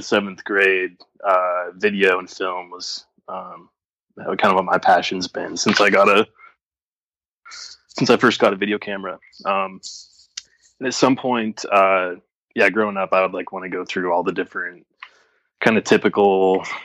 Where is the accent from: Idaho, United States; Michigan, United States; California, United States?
Idaho, United States; Boise; I'm from Boise, Idaho.